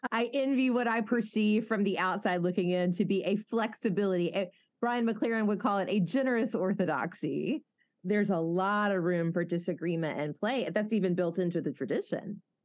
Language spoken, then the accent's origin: English; Mobile, Alabama, United States; accent: southern; I have a good friend, Bradley, who I grew up with in Mobile